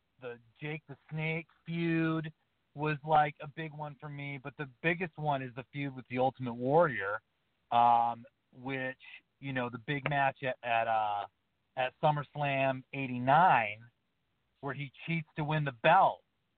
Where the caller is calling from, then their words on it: Montana, United States; from the Montana wheat field.